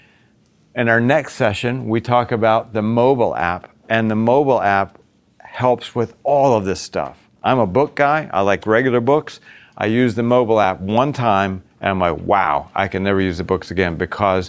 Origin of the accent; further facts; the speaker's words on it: Virginia, United States; also born or lived in Boston; now in Florida, United States; I grew up in the South. I grew up in Virginia